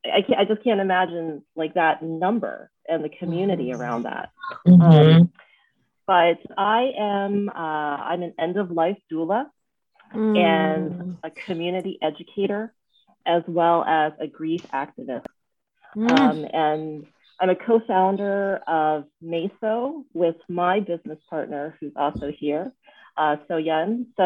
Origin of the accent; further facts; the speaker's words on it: United States; I'm an American-born daughter of Thai immigrants. And my parents came from Thailand in the mid to late 60s after the passing of the Hart Immigration Act of 1965.